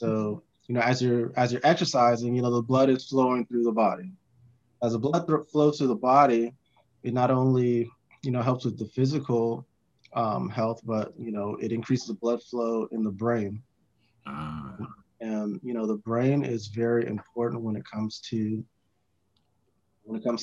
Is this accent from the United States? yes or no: yes; California, United States; now in North Carolina, United States; I'm originally from California. Moved to North Carolina, where I currently reside